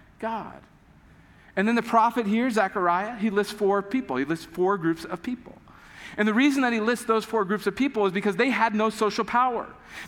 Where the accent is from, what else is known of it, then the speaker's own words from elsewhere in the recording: United States; we grew up in America, most of us have grown up in the U.S.